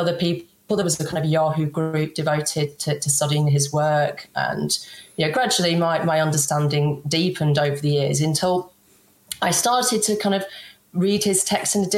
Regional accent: England, United Kingdom; I'm English

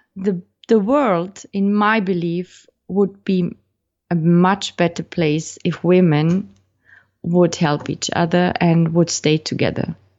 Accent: Austria; teaching uh, in Austria in my home country

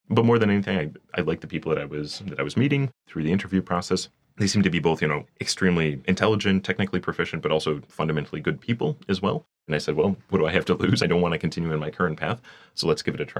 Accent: Michigan, United States; moved away as an adult; also born or lived in Detroit suburbs; now in Paris, France; I was born and raised in Michigan

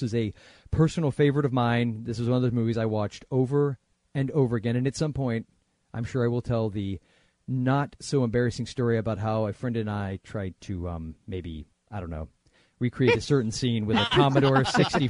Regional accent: Florida, United States; I'm from Florida

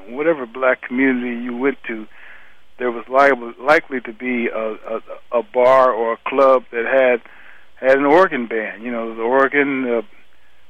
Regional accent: Cleveland, Ohio, United States; I grew up in Cleveland, Ohio

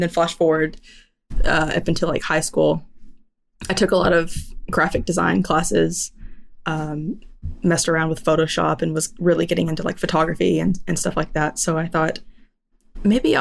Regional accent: near Lubbock, West Texas, United States; I grew up near Lubbock, which is like West Texas.

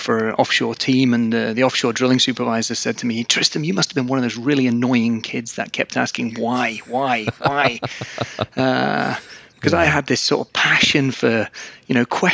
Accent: England, United Kingdom; moved away as an adult; also born or lived in Newcastle upon Tyne; now in Aberdeen, United Kingdom; I'm actually originally from England

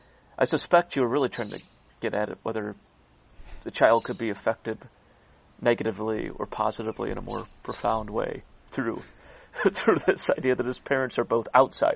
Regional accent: Cleveland, Ohio, United States; moved away; Progressive Field, say, my hometown

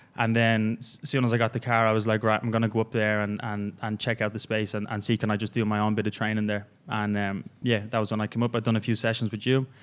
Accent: Ireland; moved away as an adult; I'm originally from Ireland. Uh, came over here about three and a half years ago.

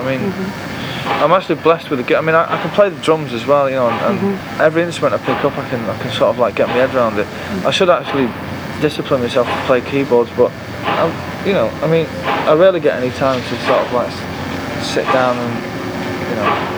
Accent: Manchester, North West England, United Kingdom; the culture that I was brought up in Manchester from when I was 14

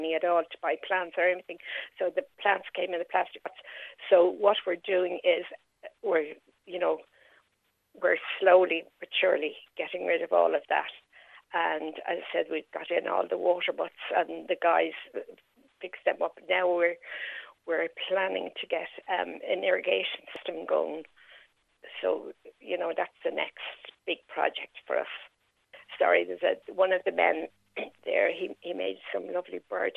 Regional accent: Dublin, Leinster, Ireland; moved away as an adult; now in Carlow, Ireland; I'm not originally from Carlow. I'm from Dublin. I've been living there for the last 9 years

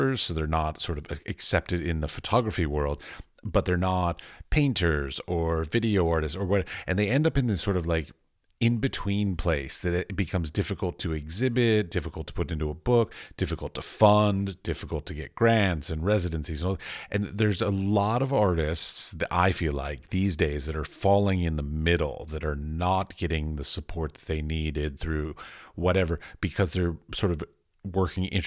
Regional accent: United States; moved away as an adult; now in Europe; I come from America, but I'm now in Europe.

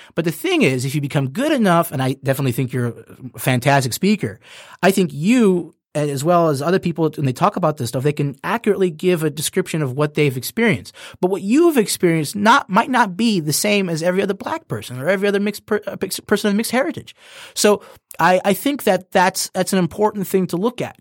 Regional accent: United States; as an American

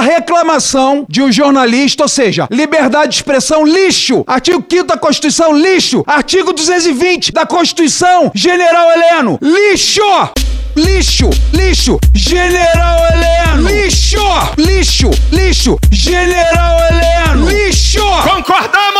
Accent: Brazil; sou brasileiro

